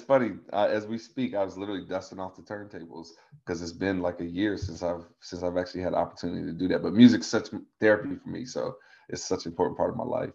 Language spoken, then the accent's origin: English; Tazewell, Virginia, United States; I'm from Tazewell, Virginia, which is in the middle of the Appalachian Mountains of Virginia, down in the Southwest Hills.